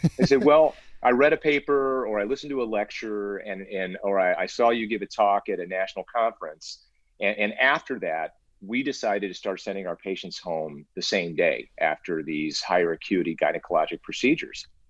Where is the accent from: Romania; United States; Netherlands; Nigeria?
United States; Cincinnati, Ohio; moved away as an adult; also born or lived in Illinois / Albuquerque, New Mexico / California; I grew up in in Ohio actually, so I'm a Midwest kid